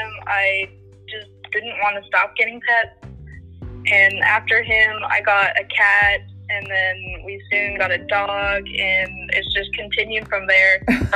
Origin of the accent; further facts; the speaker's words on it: McKinney, Texas, United States; I'm from McKinney, Texas